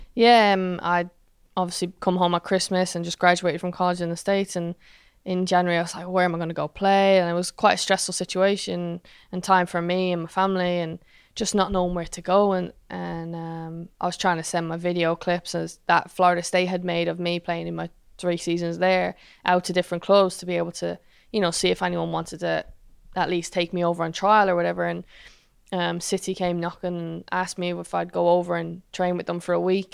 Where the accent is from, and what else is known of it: Ireland